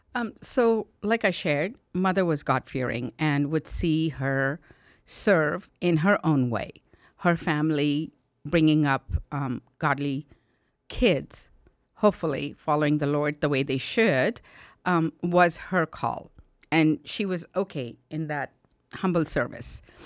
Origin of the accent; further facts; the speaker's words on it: India; now in United States; I was born and raised in India in a Christian family